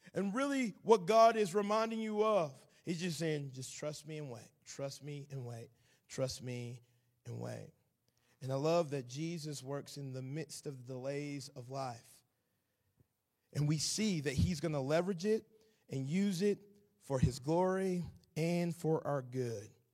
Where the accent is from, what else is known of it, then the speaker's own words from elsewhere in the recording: Atlanta, Georgia, United States; accent: southern; now in Nashville, United States; I am originally from Atlanta, Georgia. I currently live in Nashville, Tennessee. Hopefully my southern accent is not too thick